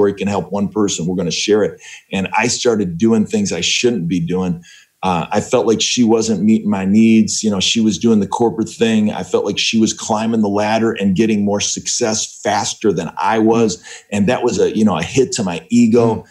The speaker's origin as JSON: {"language": "English", "region": "Northeastern Ohio", "country": "United States", "tie": "born or raised there", "also_born_or_lived": "Cleveland / Chicago", "moved": "as an adult", "said": "We grew up in Northeastern Ohio"}